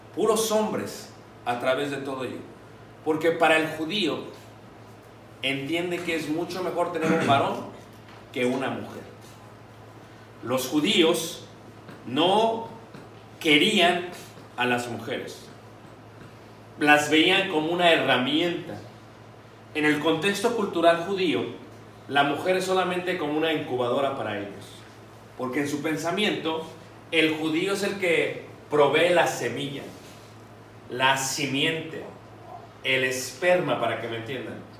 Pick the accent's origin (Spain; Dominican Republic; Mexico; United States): Mexico; Mexico City; yo me crié en Ciudad de México